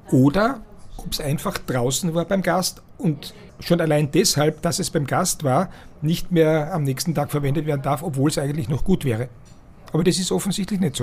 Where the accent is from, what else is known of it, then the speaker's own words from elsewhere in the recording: Styria, Austria; bei uns in der Steiermark sagt man Nudelwolker